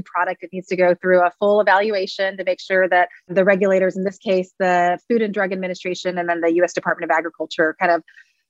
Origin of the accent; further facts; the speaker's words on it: Texas, United States; I am from Texas